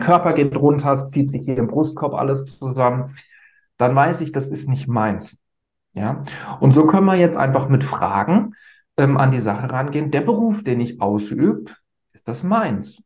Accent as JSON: {"language": "German", "country": "Germany", "said": "bei uns in Deutschland"}